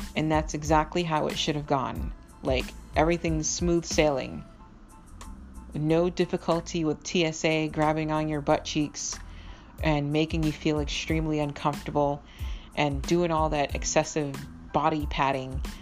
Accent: Boston, Massachusetts, United States; also born or lived in Miami, Florida / Minnesota; I grew up in Boston, Massachusetts and I lived in Minnesota for a while, actually, um, originally from Miami, Florida

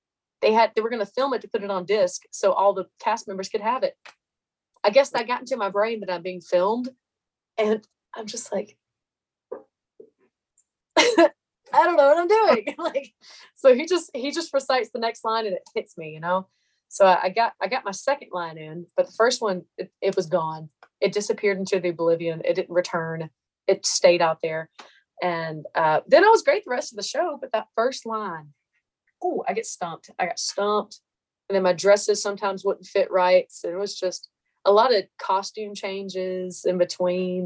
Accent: Meridian, Mississippi, United States; born or raised there

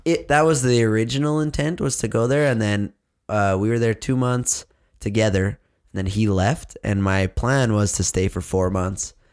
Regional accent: Saskatchewan, Canada; us in Saskatchewan

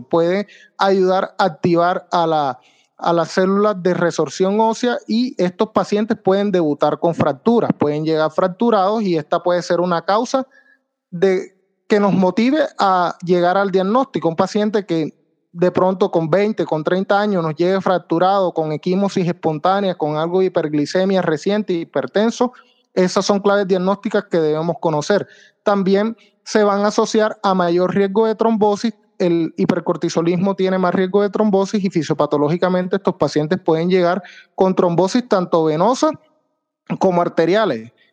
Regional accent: San Juan Nepomuceno, Bolívar, Colombia; moved away as an adult; also born or lived in Santa Marta / Santander / Cartagena / Sincelejo; now in Medellín, Colombia; Yo soy de San Juan Nepomuceno Bolívar

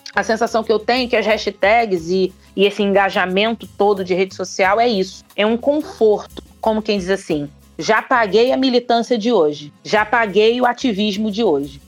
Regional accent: Rio de Janeiro, Brazil; Sou daqui do Rio de Janeiro.

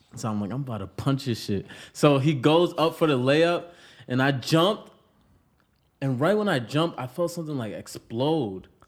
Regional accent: Pawtucket, Rhode Island, United States; moved away as an adult; now in Los Angeles, United States; I'm from Pawtucket, Rhode Island, The Bucket.

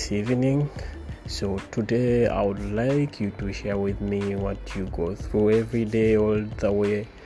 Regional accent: Uganda; now in Dubai, United Arab Emirates; all the way from Dubai, all the way from Uganda.

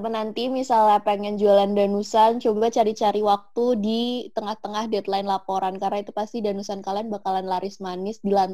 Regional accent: Semarang, Central Java, Indonesia; now in Malang, Indonesia; aku kan aku kan dari Semarang ya.

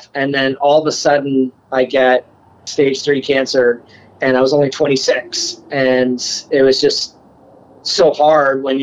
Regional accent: Nova Scotia, Canada; moved away; also born or lived in Vancouver / Toronto / Montreal / New York City; I'm actually originally Canadian. So I grew up in Nova Scotia and been all across the country, lived in Vancouver, Toronto, Montreal

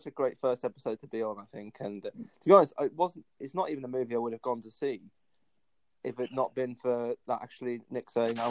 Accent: Worthing, South East England, United Kingdom; I'm from Worthing on the south coast of England.

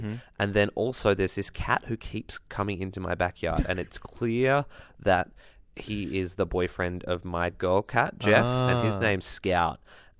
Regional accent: Ballina, New South Wales, Australia; I come from Ballina and, like, they're our next-door neighbor, town rival, just up the road.

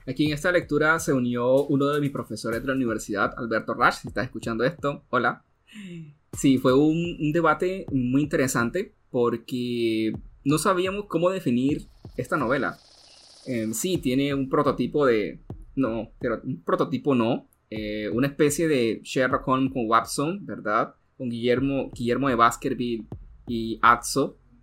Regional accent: Colombia; acá en mi país, en la ciudad de Bogotá

